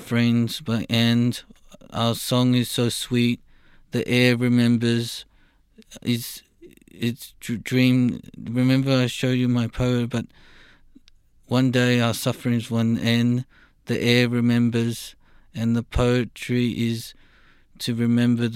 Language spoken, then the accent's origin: English; Canada; I'm Canadian and I've always been proud of my history.